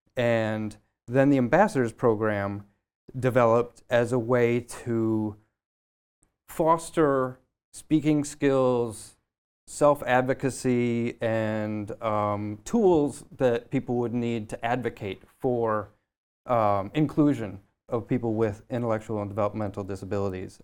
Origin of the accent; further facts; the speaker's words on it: Michigan, United States; moved away as an adult; now in Boston, United States; I'm from the Midwest. I'm originally from Michigan